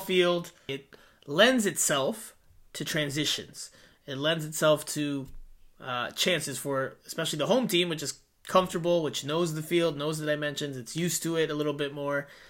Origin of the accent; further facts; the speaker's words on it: South Florida, United States; also born or lived in New Jersey; I'm a South Florida guy